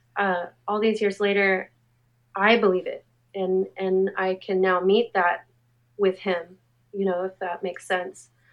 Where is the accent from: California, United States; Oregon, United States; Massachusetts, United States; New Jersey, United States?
California, United States; Anaheim; I grew up in Anaheim, um, and it, my experience in Anaheim, there was no art